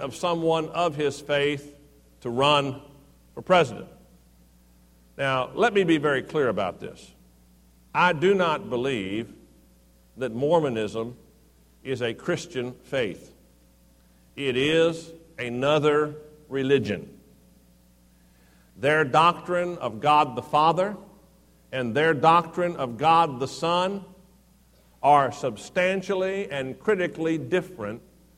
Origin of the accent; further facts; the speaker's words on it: Houston, Texas, United States; The church I grew up in Houston